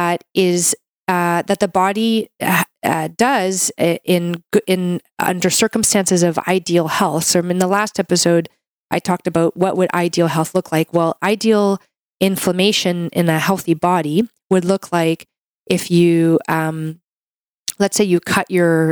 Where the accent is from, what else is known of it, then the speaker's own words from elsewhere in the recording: Canada; I'm a Canadian medical doctor